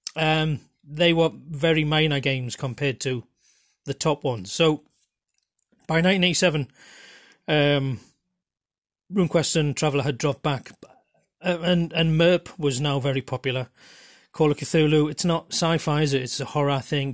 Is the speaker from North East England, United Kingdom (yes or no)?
yes; Geordie, North East England, United Kingdom; accent: Geordie; the closest that I've an accent or dialect to Middle English is, in fact, my own